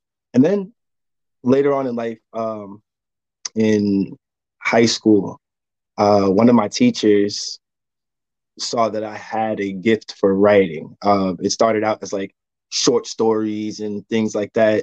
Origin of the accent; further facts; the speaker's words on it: New Jersey, United States; now in North Carolina, United States; I'm originally from New Jersey. I currently live in North Carolina.